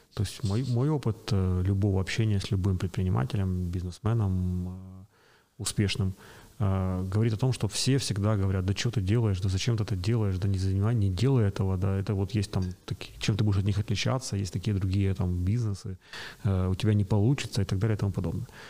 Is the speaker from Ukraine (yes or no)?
yes; Kyiv, Ukraine; Родился и вырос на Печерске